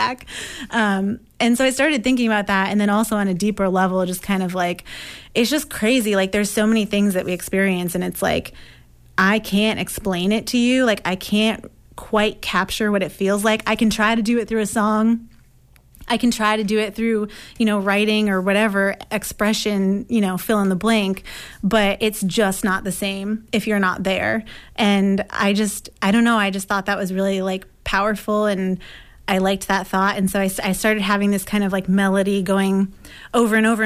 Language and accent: English; Gilford, New Hampshire, United States; now in Somerville, United States; I grew up in Guilford, New Hampshire, which is on Lake Winnipesaukee